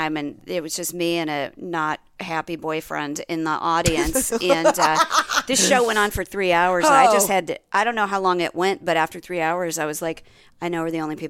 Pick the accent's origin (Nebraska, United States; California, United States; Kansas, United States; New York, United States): Nebraska, United States; I'm from Nebraska.